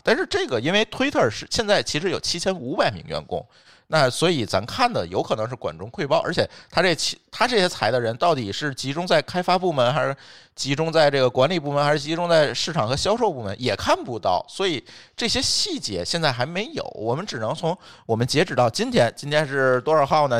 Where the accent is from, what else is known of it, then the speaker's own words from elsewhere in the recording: China; 我们中国人